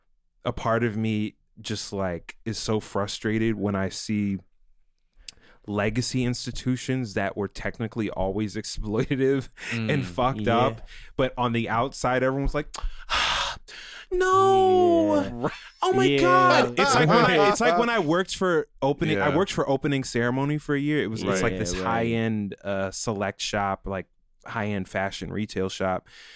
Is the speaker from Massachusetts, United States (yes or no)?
no; Maryland, United States; I grew up in Maryland.